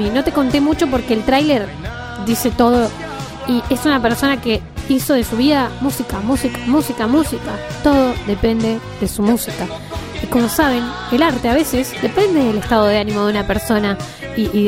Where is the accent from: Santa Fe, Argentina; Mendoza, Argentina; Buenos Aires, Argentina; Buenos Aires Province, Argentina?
Mendoza, Argentina; San Martín; soy de Mendoza, San Martín, Mendoza